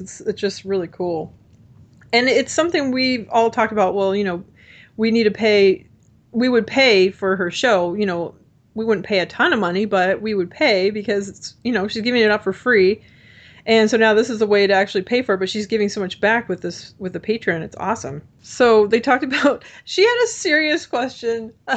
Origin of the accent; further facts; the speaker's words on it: Orange, California, United States; also born or lived in Texas; I'm from Orange, but I don't, I don't, the county's huge